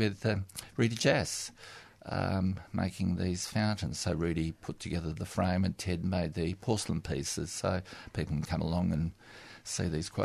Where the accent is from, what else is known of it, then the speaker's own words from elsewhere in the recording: Western Australia, Australia; now in Melbourne, Australia; I come from Western Australia where there was no proper winters.